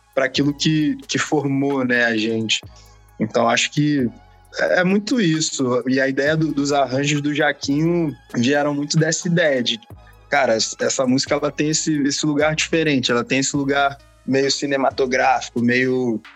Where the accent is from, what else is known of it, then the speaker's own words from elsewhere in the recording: Rio de Janeiro, Brazil; a gente é do Rio, a galera acha que a gente é da Bahia, mas a gente é do Rio